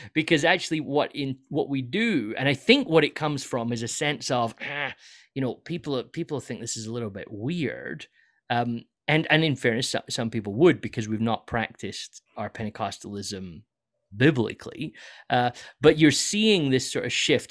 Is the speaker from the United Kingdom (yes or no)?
yes; United Kingdom; moved away; I'm this British guy who's come in from the U K